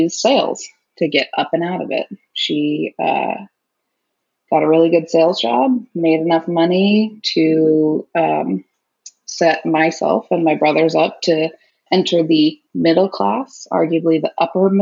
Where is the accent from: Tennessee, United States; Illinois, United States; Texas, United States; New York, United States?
Illinois, United States; Naperville; now in Seattle, United States; I grew up in Naperville, Illinois